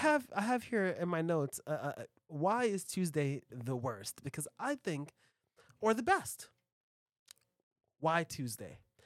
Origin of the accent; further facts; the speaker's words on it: United States; I'm an American